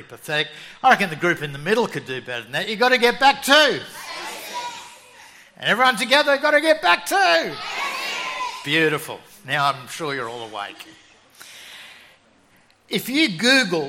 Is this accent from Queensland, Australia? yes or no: yes; Brisbane, Queensland, Australia; when I grew up in Brisbane